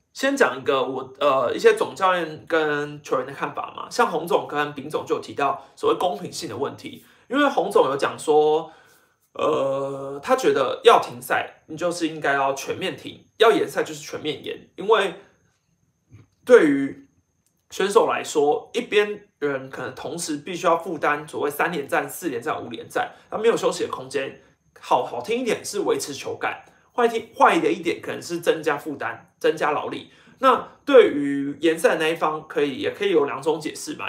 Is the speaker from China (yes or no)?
no; Taiwan; 我自己身为一个台湾人